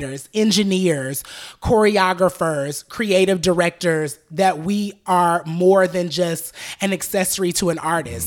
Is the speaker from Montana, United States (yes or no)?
no; Atlanta, Georgia, United States; I grew up in Southwest Atlanta off Cascade Road